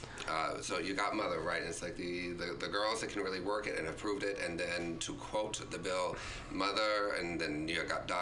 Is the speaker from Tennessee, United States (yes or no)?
no; Virginia, United States; accent: southern drawl; moved away; also born or lived in Chicago; I grew up in Virginia, but I came here by way of Chicago